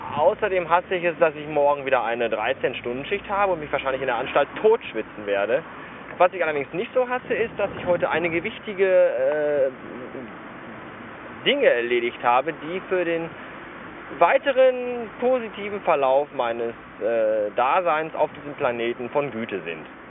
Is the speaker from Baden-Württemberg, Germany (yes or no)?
no; North Rhine-Westphalia, Germany; born or raised there